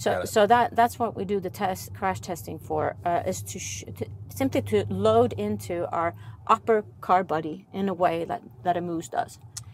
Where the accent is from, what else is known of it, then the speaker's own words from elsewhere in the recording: Sweden; English is a second language; I'm from Sweden